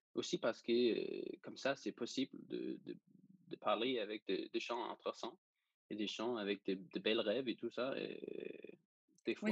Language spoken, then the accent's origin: French; Denmark; French is a second language; je suis danois et c'est pour ça que j'ai un petit accent, peut-être